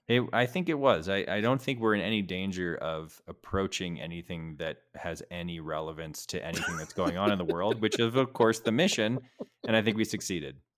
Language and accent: English; New England, United States; I'm from New England